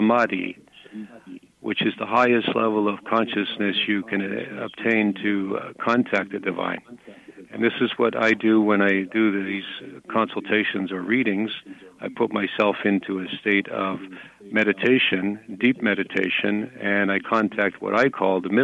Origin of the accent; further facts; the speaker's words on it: Canada; I'm a Canadian